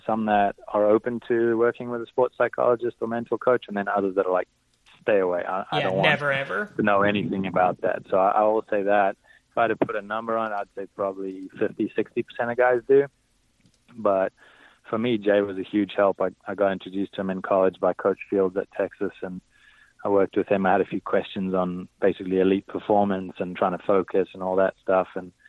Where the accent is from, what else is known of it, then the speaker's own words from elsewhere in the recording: South Africa; growing up in South Africa. That's what we watch on TV.